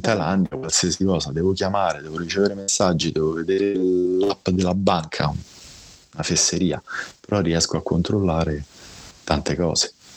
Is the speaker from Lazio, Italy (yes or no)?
yes; Rome, Lazio, Italy; io sono di Roma, sono nato a Roma, ho 41 anni